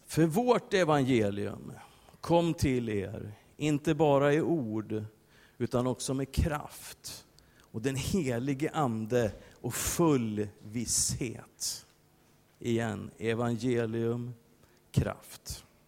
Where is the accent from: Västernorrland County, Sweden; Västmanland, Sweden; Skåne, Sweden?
Västmanland, Sweden; Västerås; jag kommer från Västerås